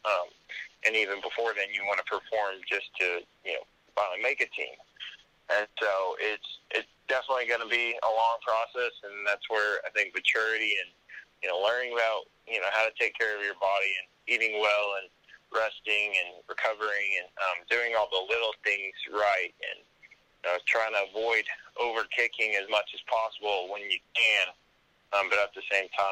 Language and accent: English; Colorado, United States; moved away; also born or lived in Auburn, Alabama; grew up in Colorado most of my life